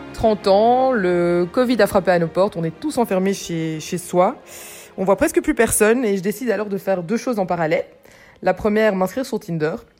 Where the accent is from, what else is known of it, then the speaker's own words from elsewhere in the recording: Brussels, Brussels-Capital Region, Belgium; j'habite à Bruxelles, je suis bruxelloise pure souche, j'adore notre ville.